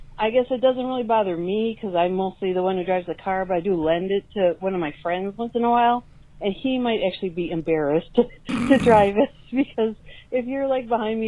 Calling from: Milwaukee, Wisconsin, United States; I'm calling you from Milwaukee.

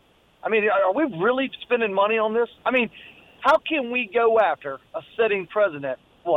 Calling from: Florence, United States; … from Florence.

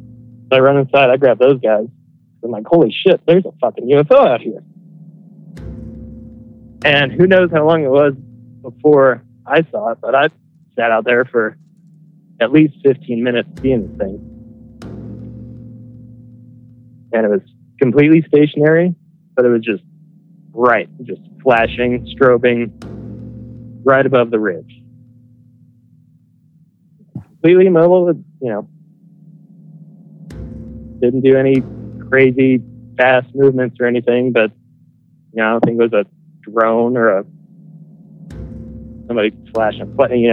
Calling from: Denver, Colorado, United States; from Denver, Colorado.

